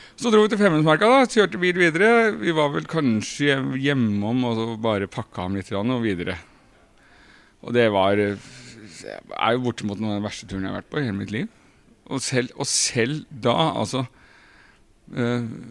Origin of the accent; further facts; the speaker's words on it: Krokstad, Norway; i Krokstad, der jeg kommer fra